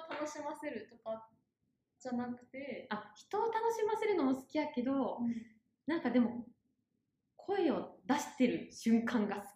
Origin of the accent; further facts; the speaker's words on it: Osaka, Japan; accent: Kansai dialect; moved away; 出身は大阪なのでちょっと関西弁が出るかもしれません。